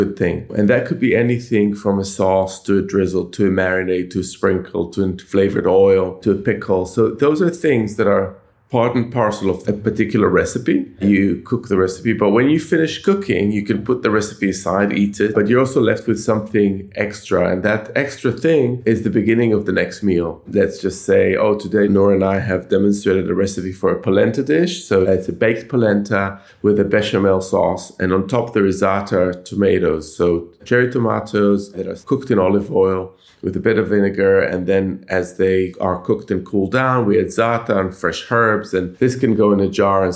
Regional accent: Jerusalem, Jerusalem District, Israel; moved away as an adult; also born or lived in Tel Aviv; now in London, United Kingdom; I grew up in Jerusalem in the 1970s and 1980s

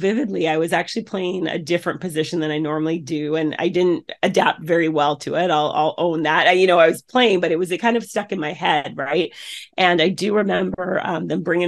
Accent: Canada; then moved up to Canada. And so where I was born

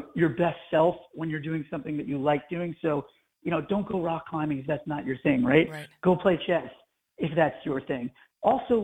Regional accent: Long Island, New York, United States; now in California, United States; I moved away from Long Island to California

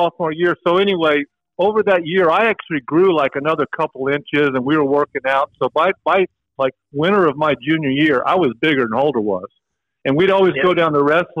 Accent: Oklahoma, United States; we're all from Oklahoma.

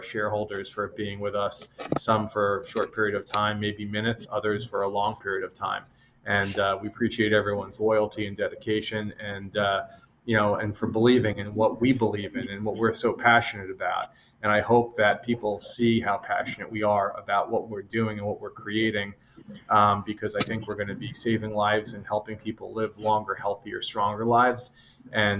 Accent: a small town outside of Boston, Massachusetts, United States; now in New York, United States; I grew up in the Northeast, the small town outside of Boston

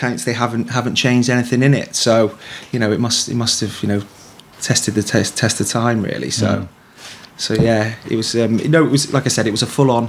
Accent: Shrewsbury, West Midlands, United Kingdom; moved away as an adult; also born or lived in Ibiza; I'm born and bred in Shrewsbury. Just basically, you know, from Shrewsbury. Born and bred, like I said.

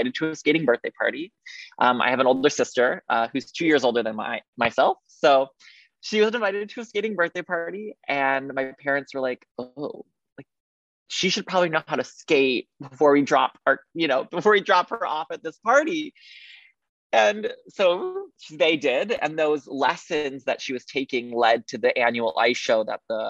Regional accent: Highland Park, Illinois, United States; I grew up in the Chicago area in a suburb called Highland Park

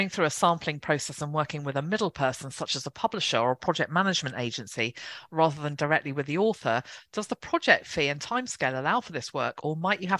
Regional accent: England, United Kingdom; I'm the English one.

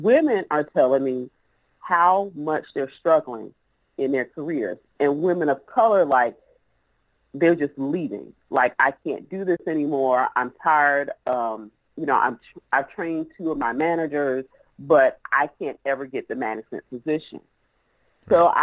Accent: South Carolina, United States; accent: Southern; I was dirt road born and raised in South Carolina, which is where I'm actually doing this interview from.

